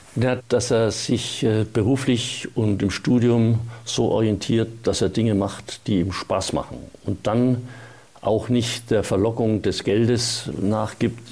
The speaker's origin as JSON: {"language": "German", "town": "Erlangen", "region": "Bavaria", "country": "Germany", "tie": "born or raised there", "also_born_or_lived": "Munich", "said": "ich bin dorthin gefahren, wo ich aufgewachsen bin, wo meine Familie gelebt hat, nämlich nach Erlangen."}